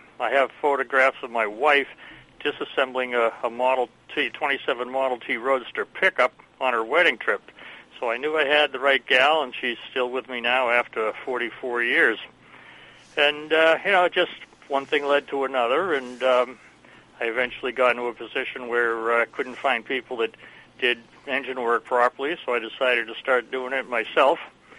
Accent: Walpole, Massachusetts, United States; also born or lived in Newton, Massachusetts; Newton, Massachusetts, and I was brought up in Walpole, Mass.

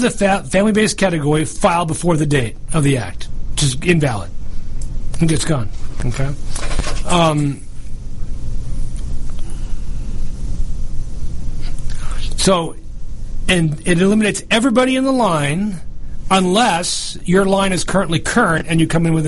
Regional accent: New York, United States; I'm from New York

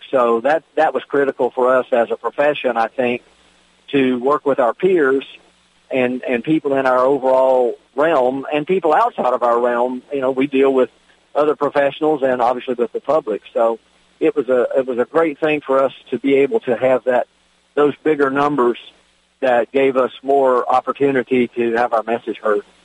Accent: Virginia, United States; my home state of Virginia

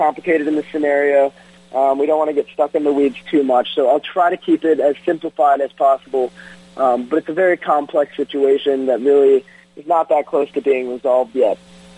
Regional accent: Detroit, Michigan, United States; My hometown Tigers

